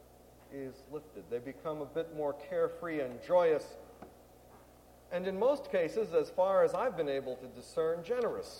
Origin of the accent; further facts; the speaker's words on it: Clifton, New Jersey, United States; Clifton, my hometown